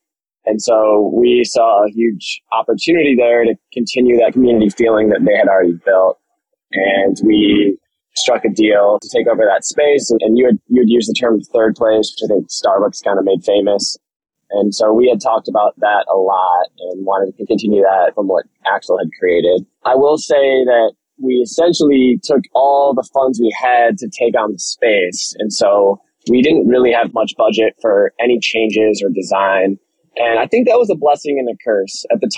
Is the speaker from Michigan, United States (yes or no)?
yes; Ann Arbor, Michigan, United States; also born or lived in England / London; I lived in England, and I grew up in Ann Arbor and moved back home to start a family.